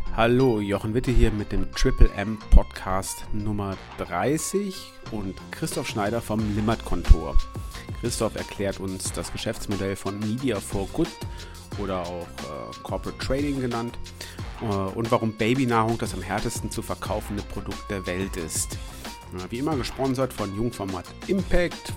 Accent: West Germany, Germany; ich bin ja Wessi

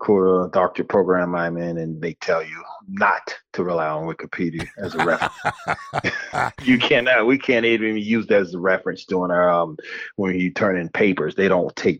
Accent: Hallandale Beach, Florida, United States; born or raised there; moved away as an adult; also born or lived in Buffalo, New York / East Lansing, Michigan

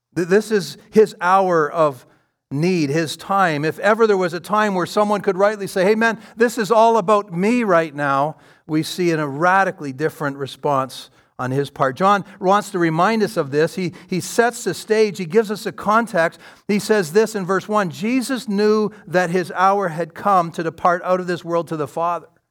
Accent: London, Ontario, Canada; I'm from London, Ontario

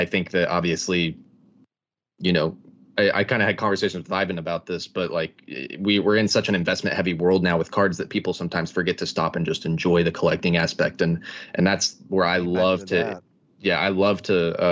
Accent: East Texas, United States; I'm from East Texas

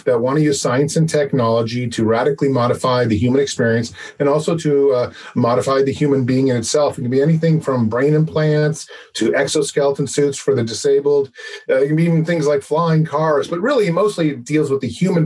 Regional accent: Los Angeles, California, United States; now in San Francisco, United States; I live in San Francisco. I was born in Los Angeles, but I do have a dual citizenship. So all my blood is from Hungary

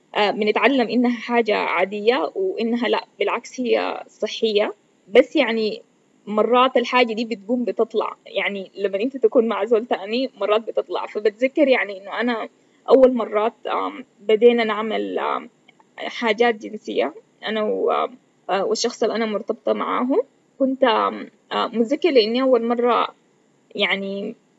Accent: Sudan; كوني بنت سودانية وعايشة في السودان

